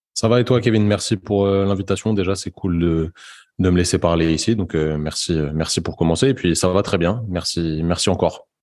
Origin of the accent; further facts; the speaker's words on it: Paris suburbs, Île-de-France, France; moved away as an adult; also born or lived in Brittany; je suis originaire de la banlieue parisienne et je me suis expatrié pour faire mes études de kiné euh, dans, dans l'ouest de la France, donc en Bretagne